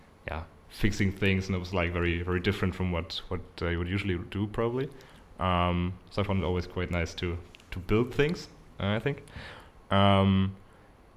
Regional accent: Cologne, North Rhine-Westphalia, Germany; also born or lived in near the Dutch border; I was actually born in Cologne. Living there right now as well. My family's was living close to the Dutch border, actually.

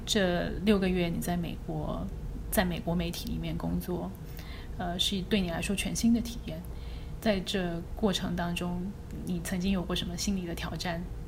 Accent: China; moved away as an adult; now in United States; 主要是美国人组成的新闻编辑部里面，可能就只有我们一个中国人

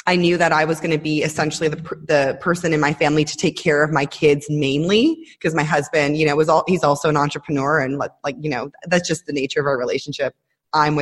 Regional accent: Toronto, Ontario, Canada; moved away as an adult; now in Israel; I moved here about 10 years ago, but I'm Canadian. I'm from Toronto originally

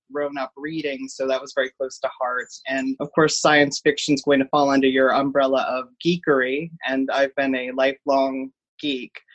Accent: Cincinnati, Ohio, United States; I am born and raised in Cincinnati, Ohio.

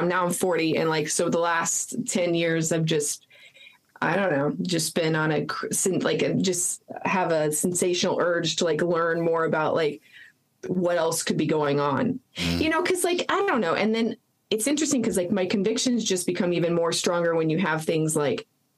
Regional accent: New Mexico, United States; also born or lived in Texas; I was raised in New Mexico

